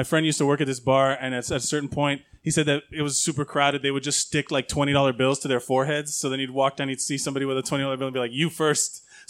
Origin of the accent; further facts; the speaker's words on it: Miami, Florida, United States; I'm from Miami growing up my entire life